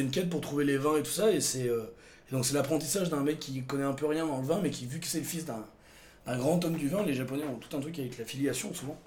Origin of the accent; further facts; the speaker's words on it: Montélimar, Auvergne-Rhône-Alpes, France; ma ville natale